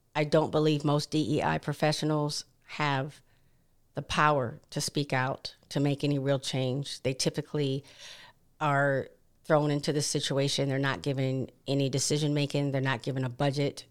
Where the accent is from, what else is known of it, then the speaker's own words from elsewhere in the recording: Williamsburg, Virginia, United States; also born or lived in Hampton, Virginia; growing up in Williamsburg, Virginia